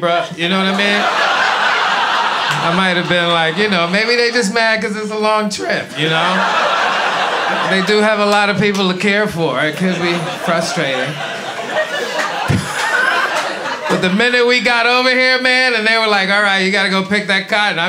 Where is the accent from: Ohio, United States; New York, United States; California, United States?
New York, United States; New York City; also born or lived in St. Croix, U.S. Virgin Islands; I grew up in Brooklyn, East New York. I'm not originally from there. I was born in the Virgin Islands. Beautiful island called St. Croix